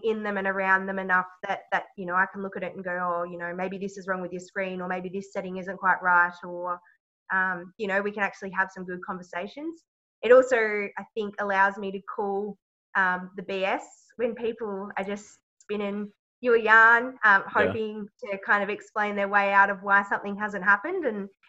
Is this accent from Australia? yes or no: yes; South Australia, Australia; moved away as an adult; also born or lived in Griffith, New South Wales; So I am originally from South Australia. I grew up on a sheep station.